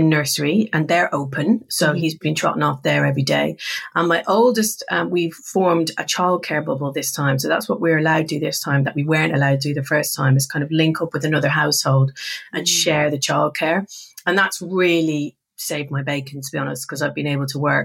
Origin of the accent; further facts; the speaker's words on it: Ireland; we're both Irish